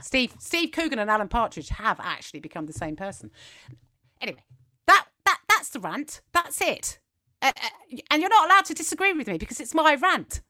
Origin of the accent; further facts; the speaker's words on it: England, United Kingdom; accent: English; we're English and that's what our accent does